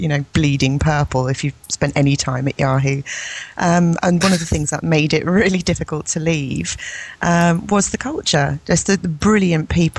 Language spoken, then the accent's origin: English; England, United Kingdom; I'm English.